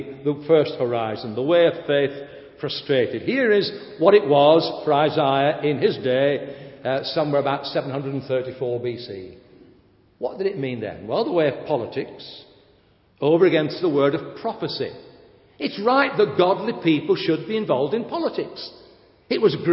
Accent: United Kingdom; I am British

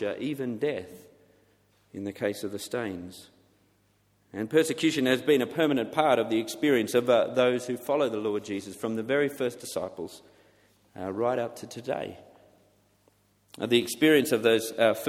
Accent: Australia; now in England, United Kingdom; for being an Australian in England

